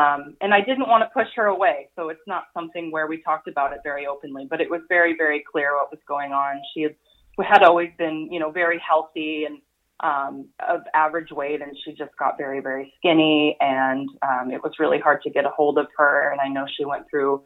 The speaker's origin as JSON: {"language": "English", "town": "Tacoma", "region": "Washington", "country": "United States", "tie": "born or raised there", "said": "Shannon, who I grew up with here in Tacoma"}